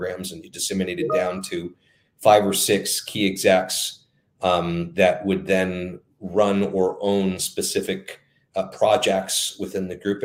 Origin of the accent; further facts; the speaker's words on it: Canada; also born or lived in California / Kentucky / southern Italy (heritage); I am a child of immigrants, but I've spent most of my life in Canada